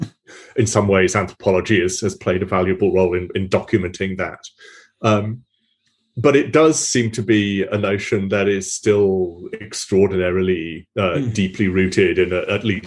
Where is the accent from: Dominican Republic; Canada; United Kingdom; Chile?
United Kingdom; moved away; my home country